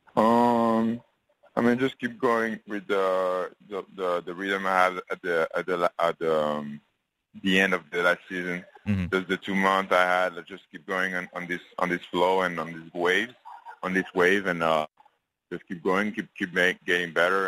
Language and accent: English; France; now in United States; I'm going back to France on Monday. Uh, staying staying in my hometown for a couple of days